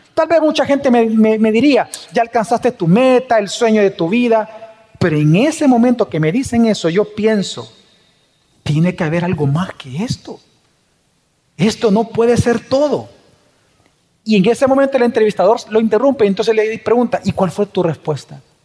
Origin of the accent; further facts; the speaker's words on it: El Salvador; como salvadoreños